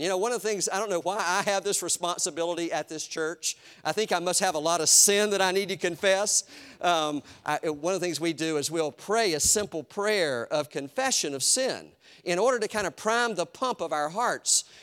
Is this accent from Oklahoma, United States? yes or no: no; Eastern North Carolina, United States; my house where I grew up in Eastern North Carolina